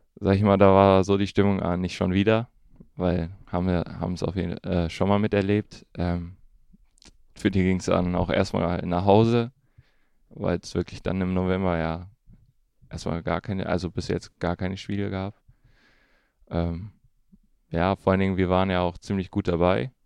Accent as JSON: {"language": "German", "town": "Königswinter", "region": "North Rhine-Westphalia", "country": "Germany", "tie": "born or raised there", "also_born_or_lived": "Duisburg / Bonn / Düsseldorf", "said": "dann bin ich in Duisburg geboren. Ähm, und dann sind wir damals dann äh, noch ziemlich früh nach äh, Bonn umgezogen. Von Bonn dann nach Königswinter."}